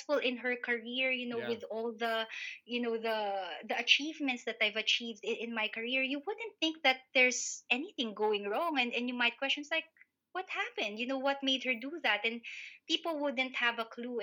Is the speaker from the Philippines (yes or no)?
yes; Philippines; moved away as an adult; now in United Kingdom; I'm a Filipino migrant, so I'm a person of color here in the UK